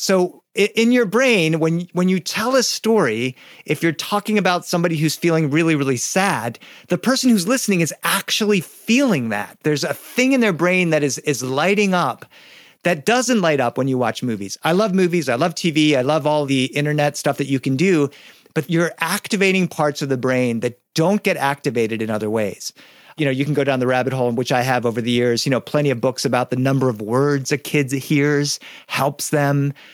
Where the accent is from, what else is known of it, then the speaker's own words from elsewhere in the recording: Boston, Massachusetts, United States; I was born in Boston